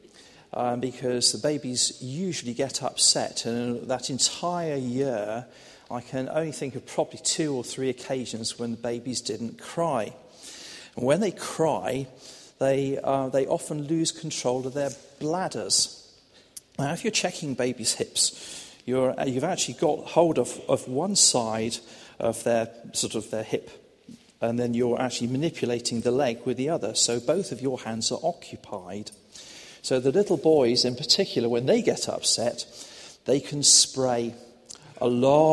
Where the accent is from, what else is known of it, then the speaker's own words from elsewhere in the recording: Reading, South East England, United Kingdom; also born or lived in High Wycombe; So I spent my first 18 years in and around Reading. I was actually born just a mile away, across the other side of Prospect Park.